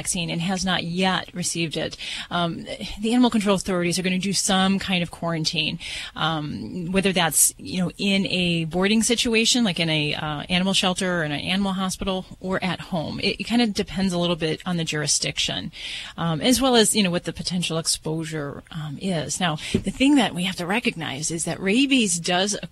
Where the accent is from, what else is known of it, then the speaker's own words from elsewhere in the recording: Las Vegas, Nevada, United States; I'm from Vegas